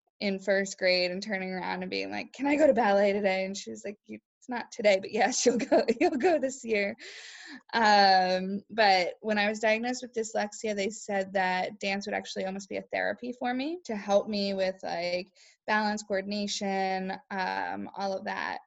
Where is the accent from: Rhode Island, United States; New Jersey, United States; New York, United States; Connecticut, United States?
Rhode Island, United States; East Greenwich; also born or lived in Winnipeg, Manitoba; I grew up in East Greenwich, Rhode Island